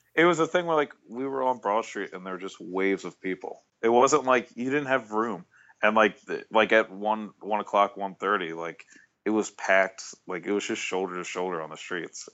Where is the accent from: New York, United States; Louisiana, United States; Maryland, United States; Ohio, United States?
Maryland, United States; I grew up in Maryland